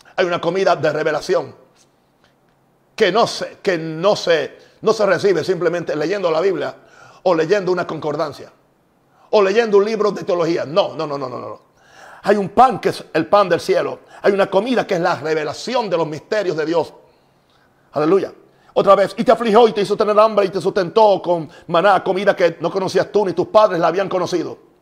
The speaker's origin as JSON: {"language": "Spanish", "country": "Puerto Rico", "said": "En Puerto Rico también usamos"}